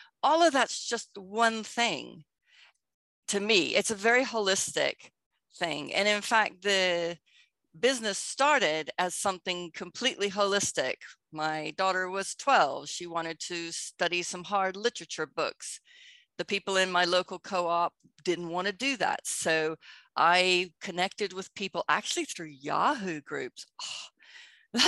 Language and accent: English; Texas, United States; moved away as an adult; also born or lived in United Kingdom; I spent 25 years in Britain, even though I grew up in Texas. I'm back in Texas now